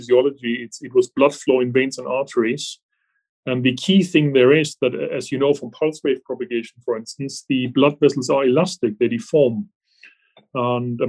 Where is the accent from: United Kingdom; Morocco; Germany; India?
Germany; English is a second language; moved away as an adult; I actually started off as an engineer originally in Germany. You can probably hear from my accent that I'm not from this country originally